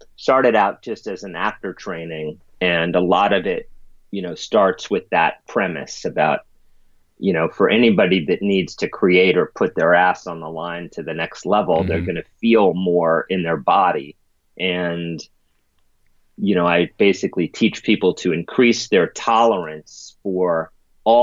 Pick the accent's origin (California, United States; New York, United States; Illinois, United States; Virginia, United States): New York, United States; New York City; I grew up in the East Village and was very rough and tumultuous neighborhood